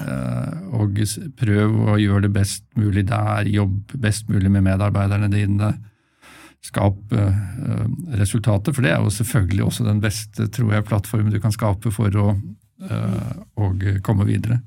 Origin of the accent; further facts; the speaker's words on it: Asker, Akershus, Norway; moved away as an adult; also born or lived in Bergen; i Asker, så var jeg, der jeg vokste opp